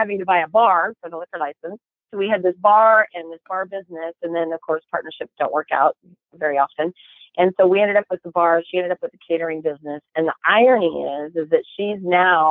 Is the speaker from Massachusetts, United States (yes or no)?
no; Chico, California, United States; also born or lived in Paradise, California; now in Sacramento area, United States; I grew up in Chico